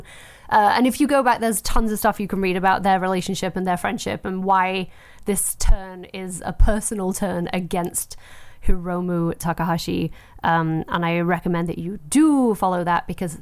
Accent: England, United Kingdom; I'm English.

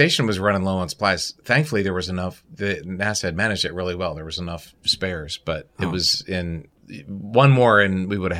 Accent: Baltimore, Maryland, United States; I was an Orioles fan growing up. I grew up in Baltimore.

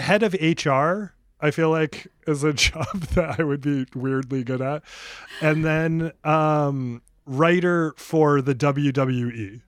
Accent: New England, United States; moved away as an adult; also born or lived in Maine; now in Los Angeles, United States; I was from New England.

